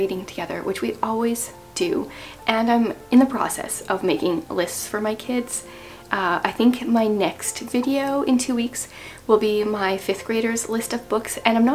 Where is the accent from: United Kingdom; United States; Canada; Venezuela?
Canada; as a Canadian